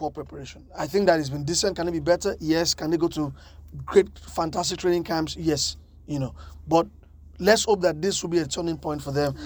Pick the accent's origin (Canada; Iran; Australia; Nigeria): Nigeria